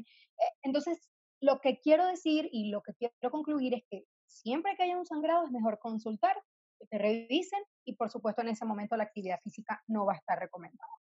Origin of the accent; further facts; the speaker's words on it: Venezuela; moved away as an adult; now in Mexico City, Mexico; yo soy venezolana, soy ginecólogo obstetra, me formé allá en Venezuela y vine a Ciudad de México, donde resido actualmente